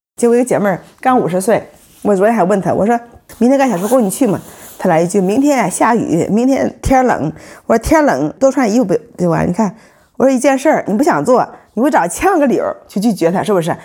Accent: Yantai, Shandong, China; now in Beijing, China; 冲我们烟台那边买个小房子

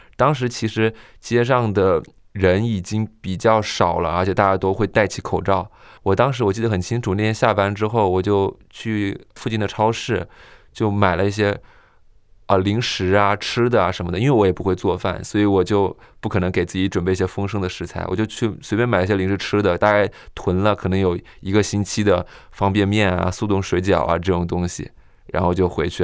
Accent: Hubei, China; moved away as an adult; now in Beijing, China; 我的老家是湖北

